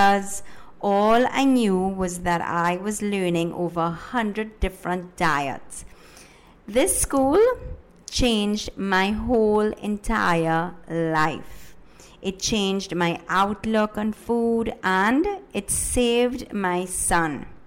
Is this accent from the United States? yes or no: no; Trinidad & Tobago; first language Spanish; English is a second language; also born or lived in Ecuador; I was born in Ecuador, but I have lived in Trinidad and Tobago for the majority of my life. Yes, my first language is Spanish, but I am a Trini all the way